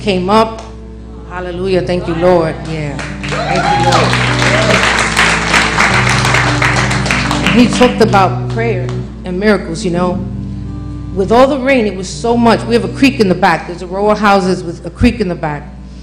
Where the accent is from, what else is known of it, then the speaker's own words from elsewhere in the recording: New York City, New York, United States; moved away as an adult; now in Texas, United States; I'm from New York City